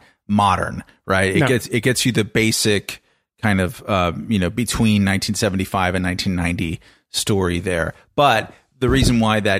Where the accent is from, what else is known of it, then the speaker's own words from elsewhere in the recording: Southern California, United States; growing up in Southern California, we had a phrase in my neighborhood called engineer's disease